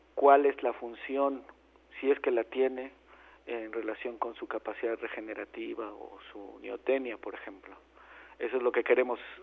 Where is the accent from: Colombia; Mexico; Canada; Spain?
Mexico